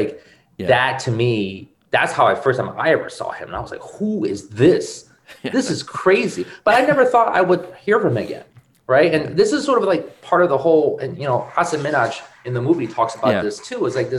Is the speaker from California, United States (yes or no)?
no; Connecticut, United States; I'm from Connecticut